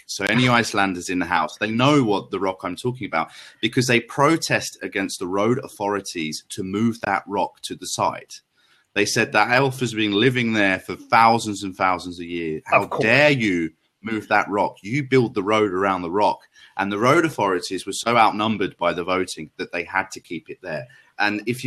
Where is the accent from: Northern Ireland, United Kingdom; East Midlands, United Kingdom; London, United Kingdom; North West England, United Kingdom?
London, United Kingdom; I'm from London.